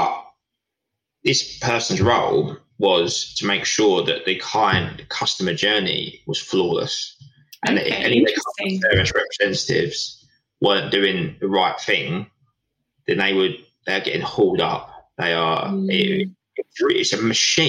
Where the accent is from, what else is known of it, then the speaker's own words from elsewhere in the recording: Essex, East of England, United Kingdom; we're from Essex